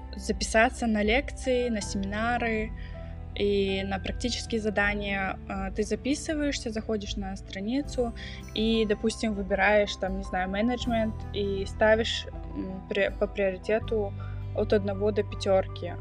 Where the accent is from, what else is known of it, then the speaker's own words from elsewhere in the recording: Kazakhstan; now in Germany; я сама из Казахстана, но живу и учусь в Германии